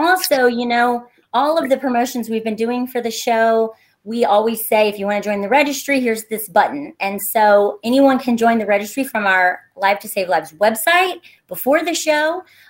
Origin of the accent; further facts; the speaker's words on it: Kentucky, United States; I grew up in Greenup County, Kentucky, which is like 45 minutes from Huntington. And I grew up on a working farm out in the middle of nowhere.